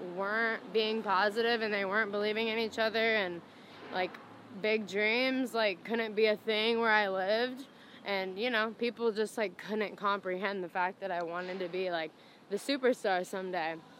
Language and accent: English; Indiana, United States; I grew up in Indiana